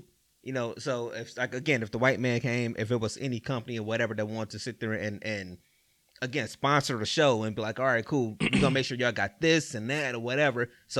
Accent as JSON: {"language": "English", "town": "East Cleveland", "region": "Ohio", "country": "United States", "tie": "born or raised there", "said": "all right, I'm from EC or whatever, I grew up in East Cleveland, you know what I'm saying?"}